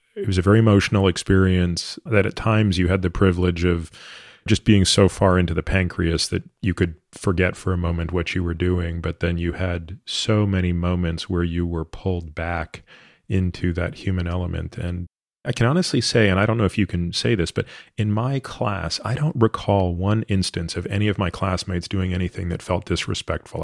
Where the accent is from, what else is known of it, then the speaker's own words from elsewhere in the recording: Canada; moved away as an adult; I grew up in Canada